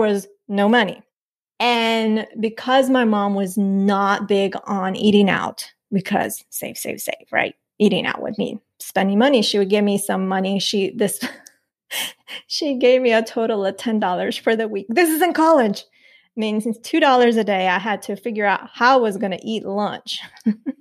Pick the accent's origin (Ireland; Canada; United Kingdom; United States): United States; Nampa, Idaho; also born or lived in Colombia; We moved to the U.S. It was to Idaho, like Nampa, Idaho